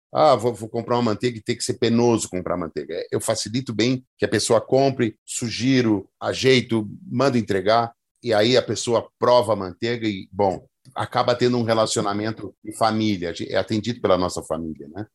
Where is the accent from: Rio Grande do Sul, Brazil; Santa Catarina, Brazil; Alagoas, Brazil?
Rio Grande do Sul, Brazil; Gaúcho; eu acho que eu sou gaúcho